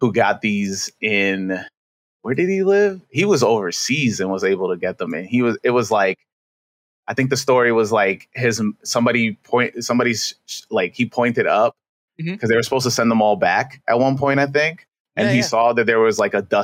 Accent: New York City, New York, United States; I'm from Queens, you know, basically born and raised

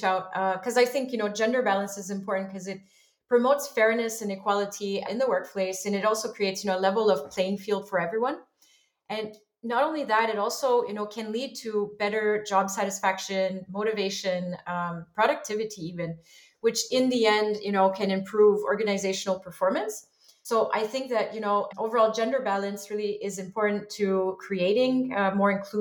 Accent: Montreal, Quebec, Canada; I'm originally from Montreal, Canada

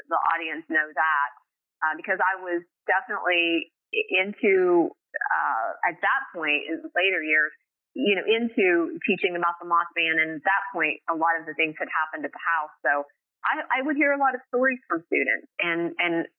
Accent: Middleport, Ohio, United States; moved away; I grew up in Ohio, a little town called Middleport, Ohio.

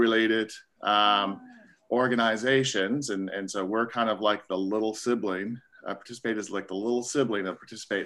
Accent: Nova Scotia, Canada; moved away as an adult; also born or lived in Staines, England / Virginia, United States; now in North Carolina, United States; growing up in small town Nova Scotia, Canada. I'm a Canadian

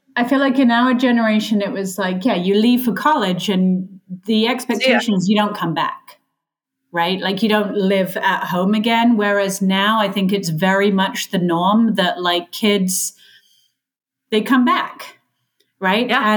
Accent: England, United Kingdom; now in United States; I was raised in England

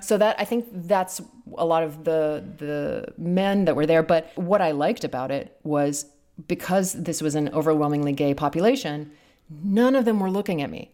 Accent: London, United Kingdom; I grew up in London in a relatively posh way

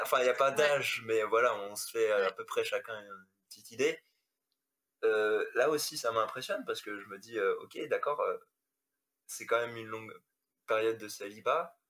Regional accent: Strasbourg, Grand Est, France; moved away as an adult; now in Lyon, France; je suis originaire d'Alsace, je suis originaire de Strasbourg, voilà, où j'ai passé toute ma vie là-bas.

